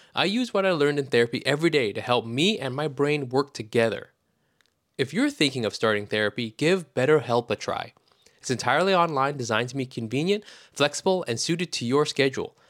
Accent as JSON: {"language": "English", "town": "New York City", "region": "New York", "country": "United States", "said": "I'm from Brooklyn"}